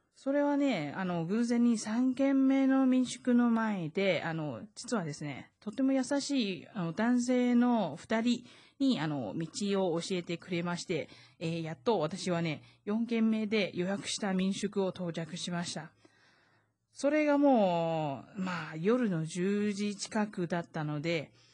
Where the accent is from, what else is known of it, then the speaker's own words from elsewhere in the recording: Taiwan; 台湾生まれ、台湾育ち